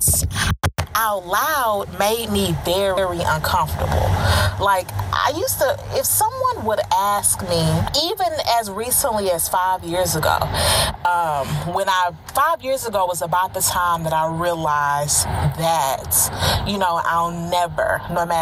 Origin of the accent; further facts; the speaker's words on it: Houston, Texas, United States; moved away; also born or lived in Orlando, Florida; I moved from Orlando, Florida, the Central Florida area, to my hometown of where I am now, Houston, Texas